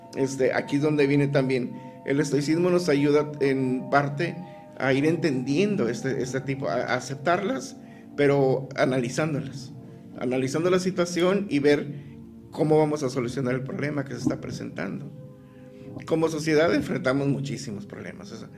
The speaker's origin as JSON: {"language": "Spanish", "town": "Tijuana", "region": "Baja California", "country": "Mexico", "tie": "born or raised there", "also_born_or_lived": "El Dorado, Sinaloa", "said": "Yo llego a Tijuana a los tres meses de nacido"}